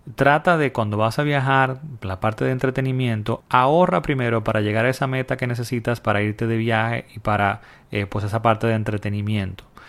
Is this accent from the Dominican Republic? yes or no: yes; Dominican Republic; en mi país, República Dominicana